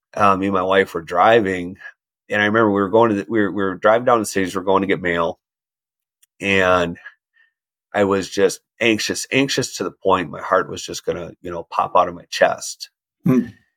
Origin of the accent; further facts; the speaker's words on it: Minnesota, United States; growing up in Minnesota, the word no doesn't exist